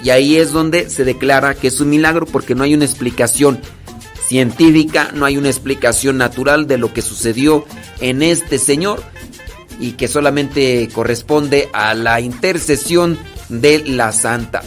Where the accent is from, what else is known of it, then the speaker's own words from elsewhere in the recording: Acámbaro, Guanajuato, Mexico; yo soy de Acámbaro, Guanajuato